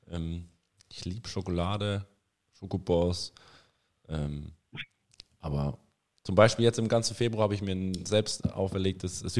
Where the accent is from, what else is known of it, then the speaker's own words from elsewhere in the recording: Erlangen, Bavaria, Germany; moved away; Das ist richtig, ja. In Bayern.